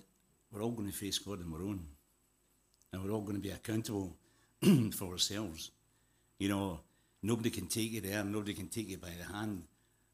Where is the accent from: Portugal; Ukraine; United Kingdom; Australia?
United Kingdom; Glasgow, Scotland; moved away as an adult; also born or lived in South Africa / Zimbabwe; I was born in Glasgow, brought up in Glasgow